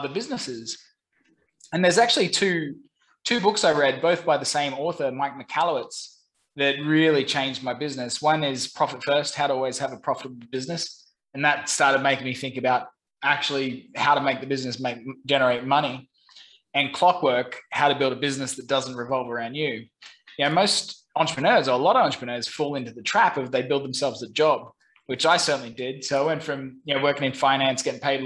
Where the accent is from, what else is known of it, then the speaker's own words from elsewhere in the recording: Brisbane, Queensland, Australia; moved away as an adult; also born or lived in London / Saigon, Vietnam; now in Ho Chi Minh City, Vietnam; I'm originally from Brisbane, Australia.